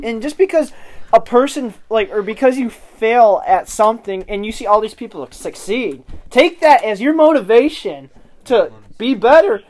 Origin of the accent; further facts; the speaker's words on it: Midwest, United States; We're from the Midwest